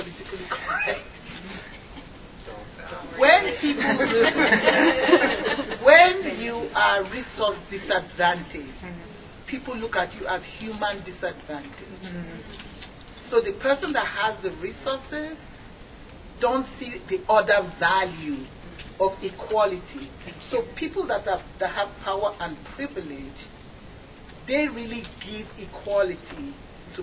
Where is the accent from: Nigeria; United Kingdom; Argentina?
Nigeria; now in United States; I'm originally from Nigeria, and I immigrated to America